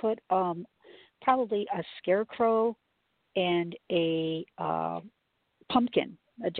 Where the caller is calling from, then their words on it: Chicago, Illinois, United States; I'm calling from Chicago.